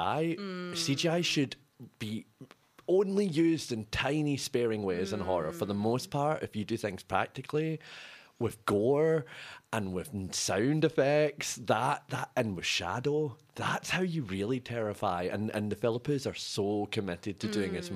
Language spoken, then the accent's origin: English; Scotland, United Kingdom; now in Australia; growing up in Scotland in the darkest winters